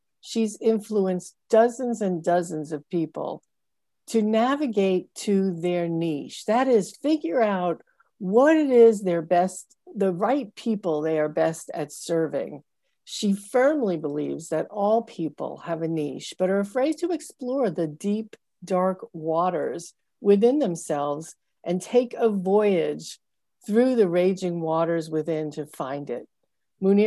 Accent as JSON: {"language": "English", "country": "United States", "said": "I grew up socialized white, but I also grew up in a very progressive area"}